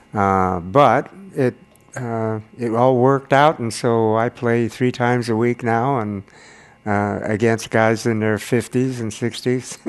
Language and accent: English; Grass Valley, California, United States; moved away as an adult; I grew up in Grass Valley.